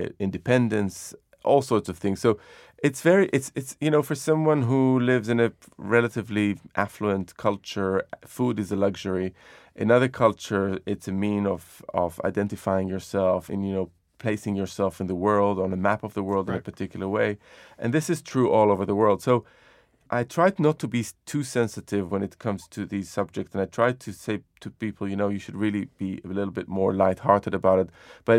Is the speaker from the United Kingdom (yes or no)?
no; Jerusalem, Jerusalem District, Israel; So when I was growing up in Jerusalem, there was an incredible diversity of cuisines around.